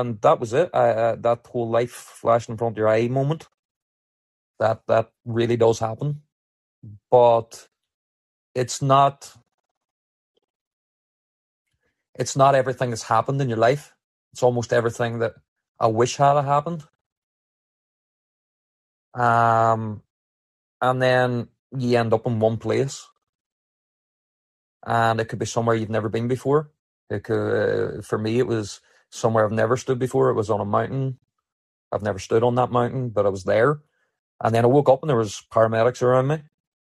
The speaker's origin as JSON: {"language": "English", "region": "Northern Ireland", "country": "United Kingdom", "tie": "born or raised there", "said": "as a kid, growing up in Northern Ireland"}